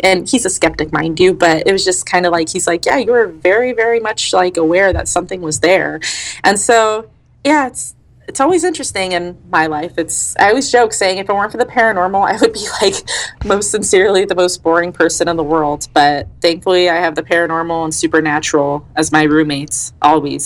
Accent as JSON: {"language": "English", "region": "Colorado", "country": "United States", "tie": "born or raised there", "said": "Colorado's my home state my dad and his whole side of the family are in Pueblo, and my mom and her, um, a lot of her side are in the San Luis Valley"}